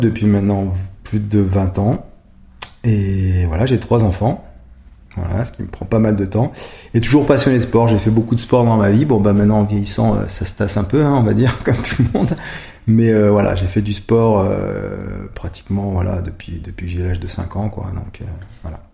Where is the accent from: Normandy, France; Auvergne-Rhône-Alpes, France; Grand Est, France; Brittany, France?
Auvergne-Rhône-Alpes, France; Savoie, Modane, then Albertville; now in Grenoble, France; j'ai vécu toujours dans la montagne. Donc j'ai vécu euh, quand j'étais jeune euh, en Savoie, à Modane, ensuite à Albertville